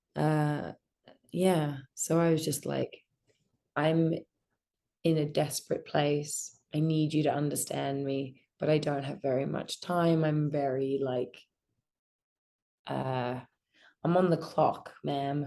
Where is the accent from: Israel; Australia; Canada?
Australia; I grew up in Australia in a pretty normal family